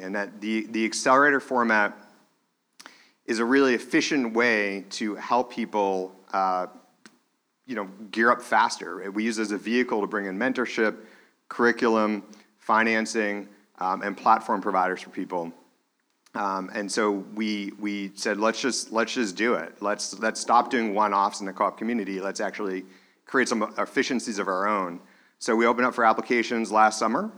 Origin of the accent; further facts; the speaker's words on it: Manchester, New Hampshire, United States; when I was growing up in Manchester, New Hampshire